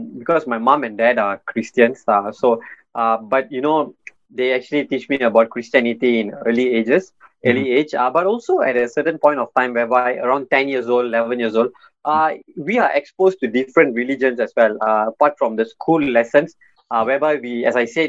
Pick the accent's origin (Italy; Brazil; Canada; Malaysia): Malaysia; I grew up in Malaysia.